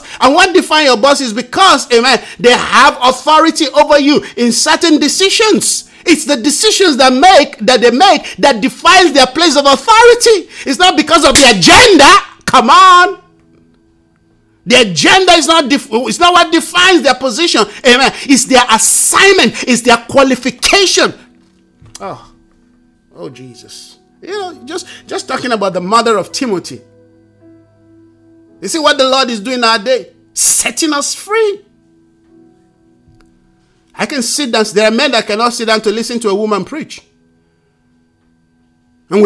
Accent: Nigeria; I'm a Nigerian

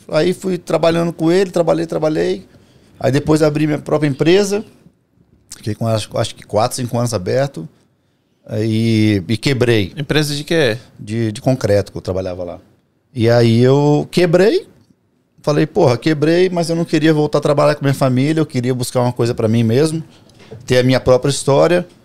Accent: Vila Velha, Espírito Santo, Brazil; tenho 30. Quanto que eu tenho? 37?

